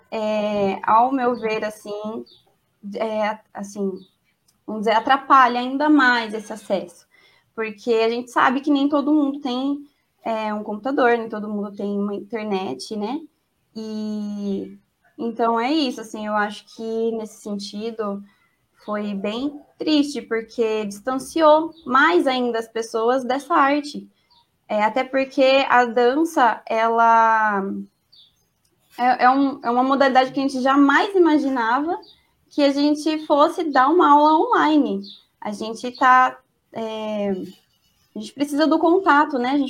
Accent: Campinas, São Paulo, Brazil; mas eu sou de Campinas e aqui não é assim, né?

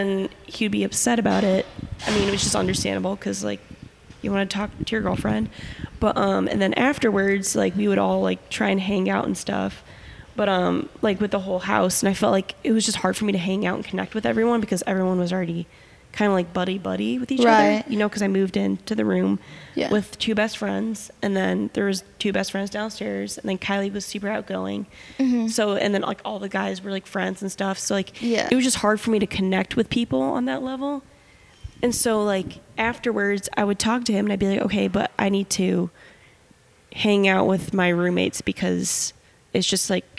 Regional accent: Midwest, United States; now in Los Angeles, United States; I'm from the Midwest

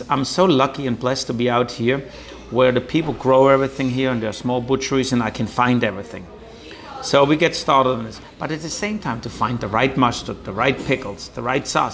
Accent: Langenburg, Baden-Württemberg, Germany; English is a second language; moved away as an adult; also born or lived in Munich, Germany; now in Manchac, United States; aus Bechlingen, Langenburg, Nähe von Rodenburg und bin jetzt in Manjack

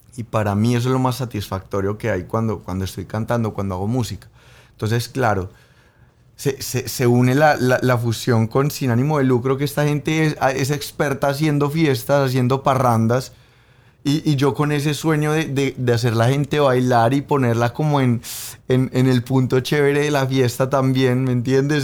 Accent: Colombia

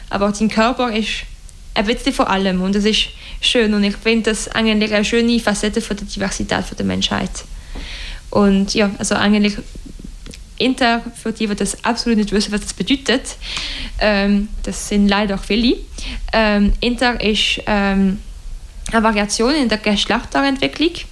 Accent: Romandy, Switzerland; German is a second language; Also bis jetzt sind wir eher in der Weltschweiz, weil das ist also das hörst du auch von meinem Akzent, äh, meine Muttersprache und die Muttersprache von jedem äh, Mitglied in der Organisation bis jetzt.

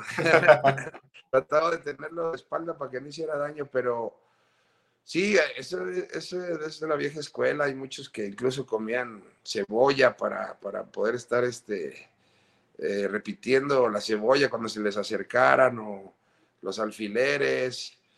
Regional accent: Mexico; somos los mexicanos

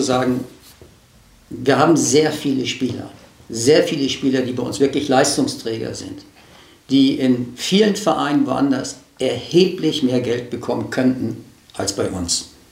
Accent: Hamburg, Germany; moved away as an adult; now in Kiel, Germany; Ich bin in Hamburg aufgewachsen, aber seit meinem 18. Lebensjahr in dieser Stadt

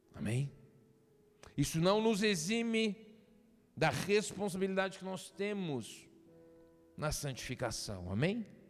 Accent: Minas Gerais, Brazil; Eu passei minha infância em Minas Gerais

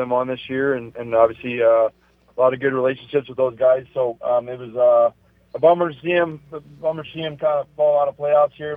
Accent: California, United States; I was born in California

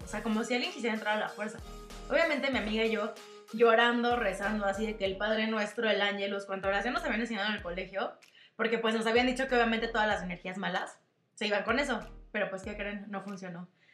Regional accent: Mexico; nosotros que tenemos esta costumbre como mexicanos del 2 de, del de noviembre

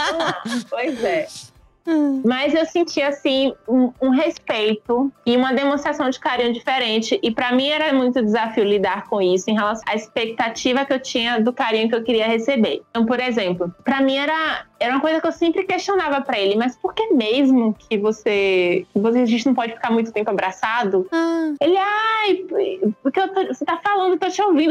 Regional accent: Bahia, Brazil; Eu sou baiana

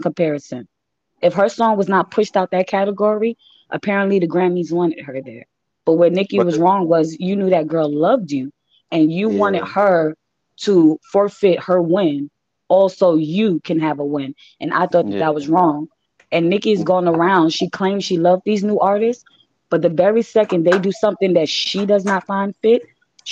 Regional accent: New York City, New York, United States; I was actually raised in Bay Area Projects in Queens of New York

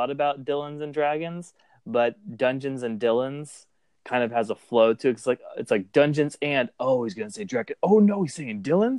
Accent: Clarksville, Tennessee, United States; I'm from Clarksville, Tennessee.

